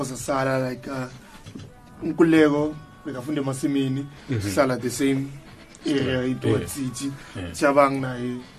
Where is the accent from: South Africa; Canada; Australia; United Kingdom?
South Africa; White City, Soweto, Gauteng; I'm from Gautama, White City.